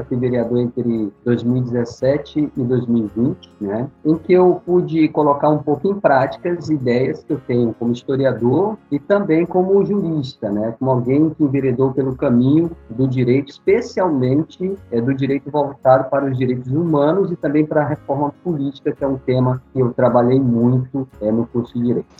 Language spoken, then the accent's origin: Portuguese; Manaus, Amazonas, Brazil; moved away as an adult; now in Vitória, Brazil; sou nascido em Manaus, capital do Amazonas, onde eu comecei a lecionar em, ainda em 1988. Vim para cá, para Vitória, em 1995